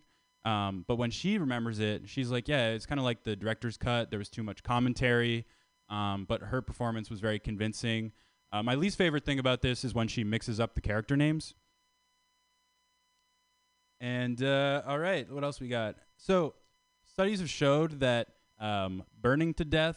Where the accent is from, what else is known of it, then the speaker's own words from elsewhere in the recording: Canada; I'm from Canada